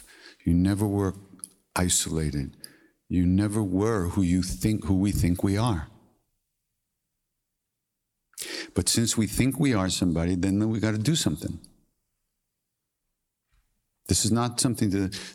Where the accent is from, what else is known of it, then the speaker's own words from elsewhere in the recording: Long Island, New York, United States; I'm from Long Island